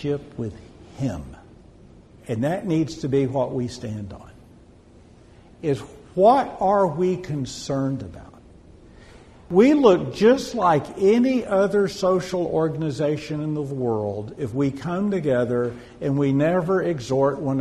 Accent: Odessa, Texas, United States; I'm originally from Odessa. I lived in any oil field town in Texas

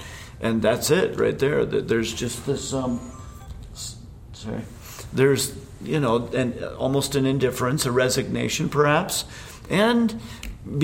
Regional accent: Indiana, United States; also born or lived in Alabama / Pennsylvania; now in Utah, United States; Where I grew up in Indiana and in Alabama and Pennsylvania, where I first was in ministry

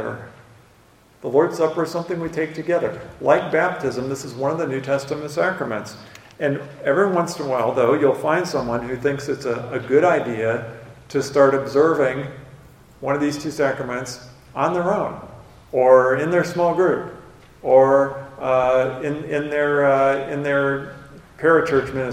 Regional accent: United States; I grew up on the Mississippi River

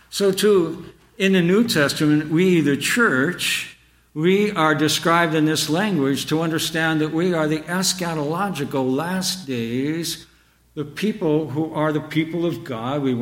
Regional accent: Canada; born there; my parents immigrated from Ireland. And I was born in Canada. And all of my youth, I was very much aware that my parents were aliens and strangers

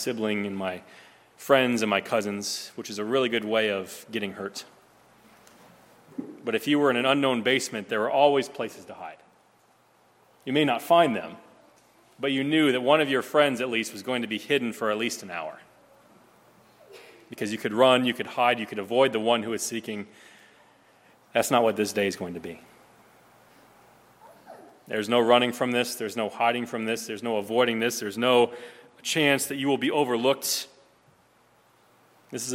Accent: Nebraska, United States; growing up in Nebraska

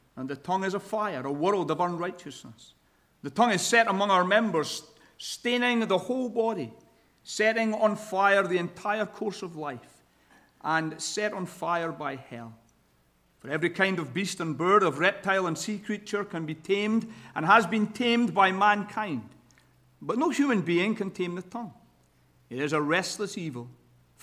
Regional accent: Scotland, United Kingdom; accent: Scottish; now in Sacramento, United States; my Scottish accent

